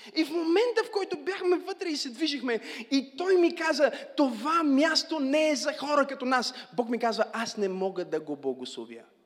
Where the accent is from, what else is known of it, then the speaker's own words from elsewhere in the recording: Bulgaria; аз съм българче.